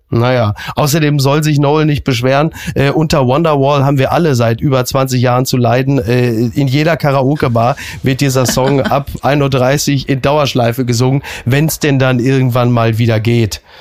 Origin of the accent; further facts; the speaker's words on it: Ruhr area, North Rhine-Westphalia, Germany; ich bin ja ein Kind des Ruhrgebietes